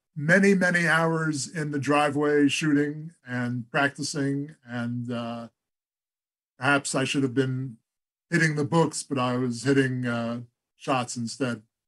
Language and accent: English; Great Neck, New York, United States; I started our uh, baseball team out in Great Neck, where uh, we had moved to when I was about eight years old.